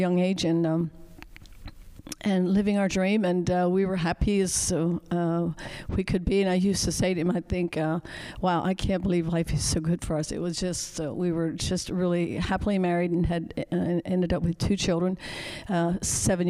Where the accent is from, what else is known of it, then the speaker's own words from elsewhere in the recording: United States; Jonas and I grew up in the Amish culture